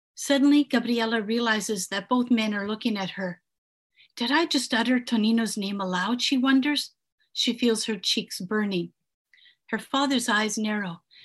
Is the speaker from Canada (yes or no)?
yes; Canada; born or raised there; English is a second language; also born or lived in Italy